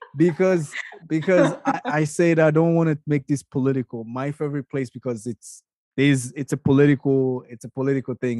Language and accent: English; Canada; I'm a Canadian